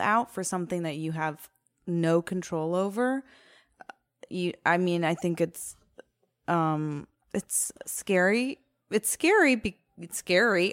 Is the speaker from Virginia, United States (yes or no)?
yes; Virginia, United States; moved away as an adult; I grew up in Virginia, um, and I was one of six Jews in my high school